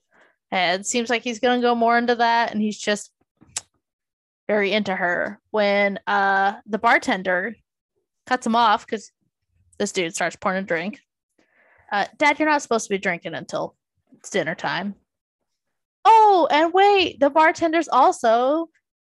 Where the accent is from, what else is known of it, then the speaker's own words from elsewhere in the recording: Tacoma, Washington, United States; moved away; I'm originally from Tacoma.